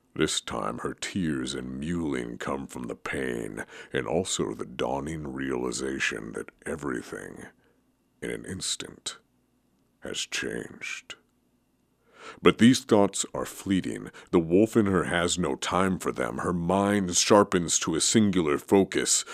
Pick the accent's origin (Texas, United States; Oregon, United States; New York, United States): Oregon, United States; growing up in Oregon